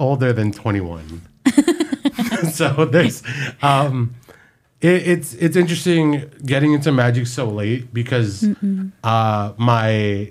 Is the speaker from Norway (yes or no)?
no; Philippines; And we're all Filipino.